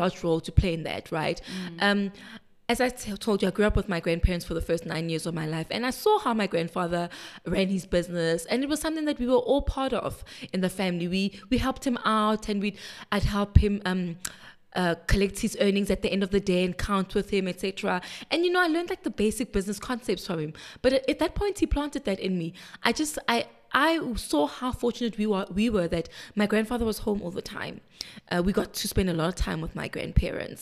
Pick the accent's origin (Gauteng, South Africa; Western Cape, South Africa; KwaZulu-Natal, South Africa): Gauteng, South Africa; Soweto; also born or lived in Vosloorus; I am a girl from Soweto Diepkloof. That's where I was born and bred, and then later moved to a township in the east called Vosloorus.